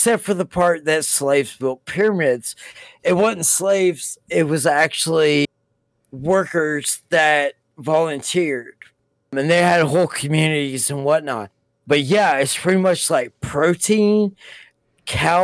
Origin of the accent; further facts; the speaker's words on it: United States; we're fucking American